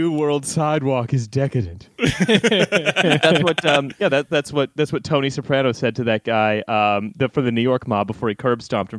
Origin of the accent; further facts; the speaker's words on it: Canada; moved away as an adult; also born or lived in Britain; now in United Kingdom; I'm a Canadian who's lived his entire adult life in Britain